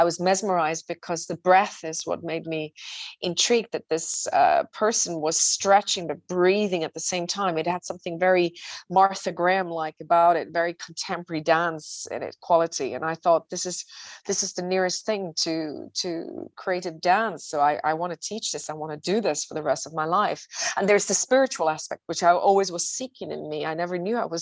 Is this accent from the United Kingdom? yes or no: no; Switzerland; I'm from Switzerland